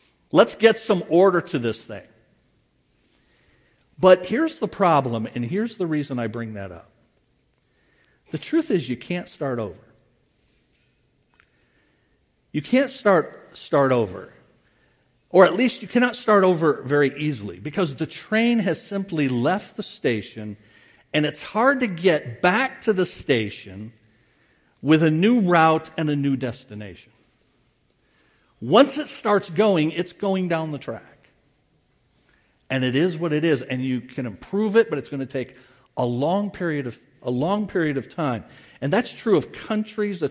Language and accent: English; United States; as an American